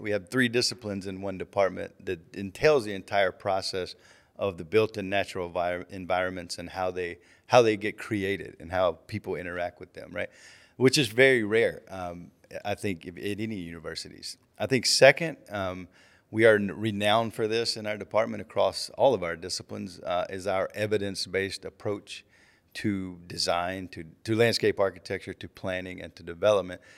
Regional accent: Auburn, Alabama, United States; moved away as an adult; I grew up right outside of Auburn, Alabama

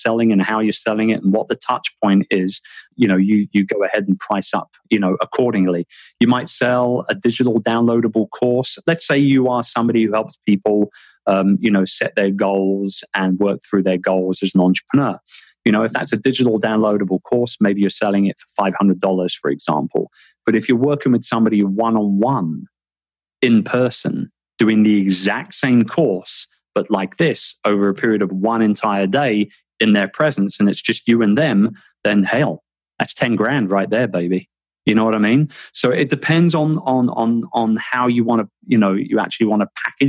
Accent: London, United Kingdom; moved away as an adult; also born or lived in Philippines; London, my hometown

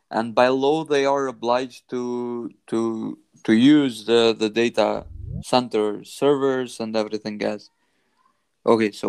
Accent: Prizren, Kosovo; Mike, I'm from Prizren, not Kosovo.

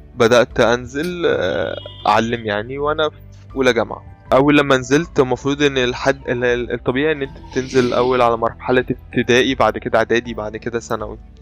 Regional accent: Egypt; عندنا في مصر

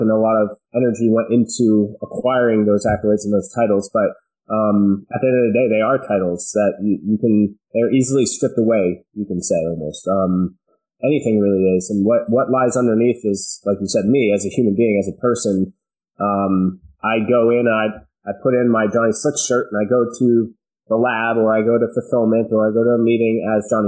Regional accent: central New Jersey, United States; I was born in New Jersey, central New Jersey. We had a farm, and I was raised there

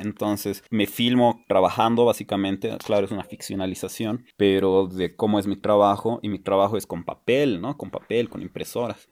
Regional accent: La Paz, Bolivia; also born or lived in Buenos Aires; qué clasistas somos los bolivianos

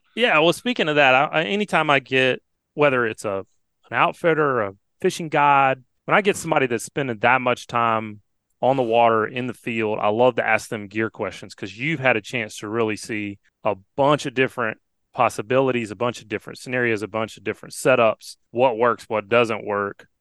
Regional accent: Alabama, United States; growing up in Alabama

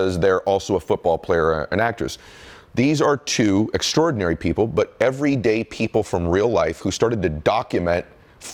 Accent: Massachusetts, United States; moved away; I'm from Massachusetts originally

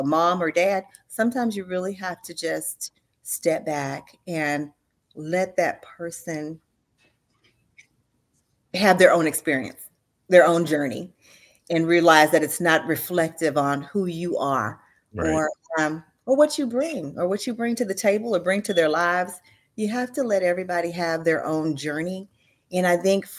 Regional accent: Missouri City, Texas, United States; I grew up in Missouri City, and now I really live probably about 5 miles from the house that I grew up.

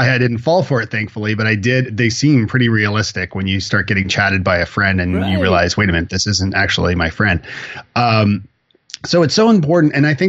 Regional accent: Toronto, Ontario, Canada; moved away as an adult; also born or lived in Ireland; now in Nashville, United States; I am born and bred in Toronto, Canada. I moved to Ireland to find myself and my Irish roots and all that good stuff, being a …, and met my wife there.

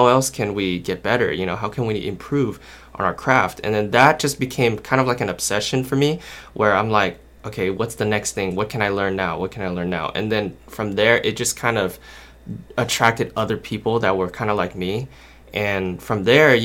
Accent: Anaheim, California, United States; I'm from Anaheim, California

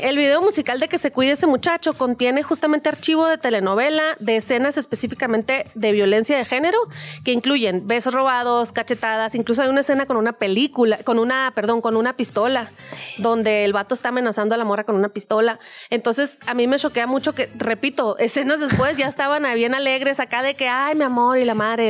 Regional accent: Nogales, Sonora, Mexico; moved away; Yo soy de Nogales, Sonora

